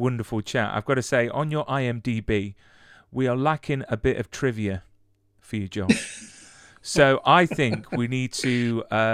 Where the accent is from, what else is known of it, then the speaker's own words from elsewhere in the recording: England, United Kingdom; I'm so English